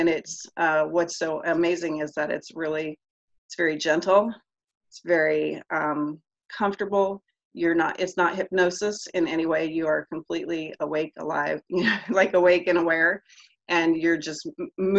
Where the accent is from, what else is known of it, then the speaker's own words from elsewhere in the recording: Tampa, Florida, United States; I am from Tampa, Florida